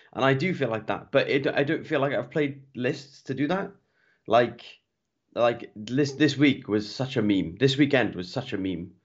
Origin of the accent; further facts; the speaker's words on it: Welsh, Wales, United Kingdom; I'm Welsh, I'm Welsh through and through.